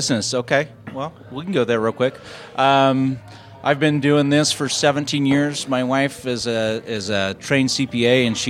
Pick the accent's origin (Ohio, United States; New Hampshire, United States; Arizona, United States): Arizona, United States; Chino Valley; I grew up out in the Chino Valley area and went to school in Prescott and graduated from Prescott High School.